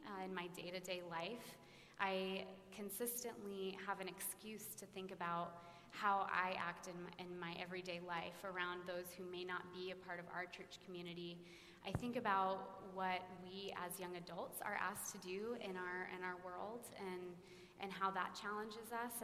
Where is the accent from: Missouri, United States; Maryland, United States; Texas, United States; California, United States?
Texas, United States; Dallas; I grew up in Preston Hollow Presbyterian Church